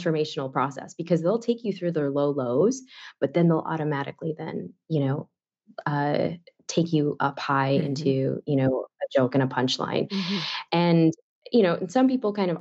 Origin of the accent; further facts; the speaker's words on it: Chicago, Illinois, United States; I born and raised in Chicago